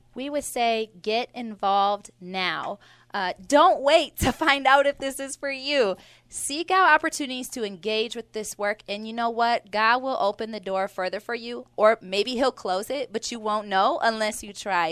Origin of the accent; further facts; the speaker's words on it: Milwaukee, Wisconsin, United States; I grew up in Milwaukee. Um, it's, it's where I was raised in the five three two oh six zip code